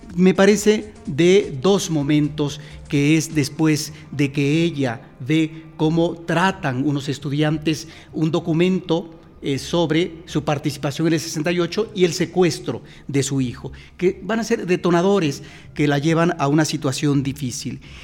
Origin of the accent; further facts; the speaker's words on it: Mexico; los mexicanos tenemos que regresar constantemente a eso que es la memoria de lo que sucede en nuestro país